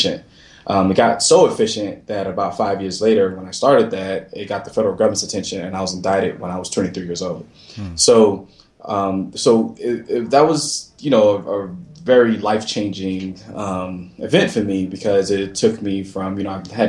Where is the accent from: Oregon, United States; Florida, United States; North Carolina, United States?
Florida, United States; also born or lived in Brooklyn, New York; so I was born in Brooklyn, New York, raised down south in Florida